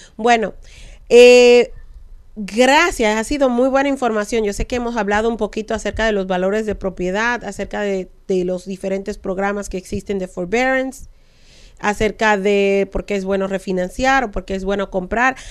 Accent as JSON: {"language": "Spanish", "country": "Dominican Republic", "said": "como dominicana al fin"}